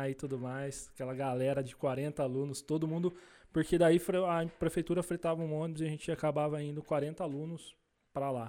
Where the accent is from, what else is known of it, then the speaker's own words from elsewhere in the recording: Salto, São Paulo, Brazil; Eu sou da cidade de Salto.